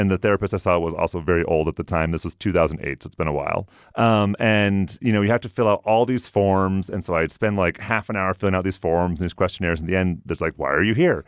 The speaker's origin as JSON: {"language": "English", "town": "Everett", "region": "Washington", "country": "United States", "tie": "born or raised there", "also_born_or_lived": "Provo, Utah", "moved": "as an adult", "lives_now": "Utah, United States", "said": "I'm from Everett, Washington."}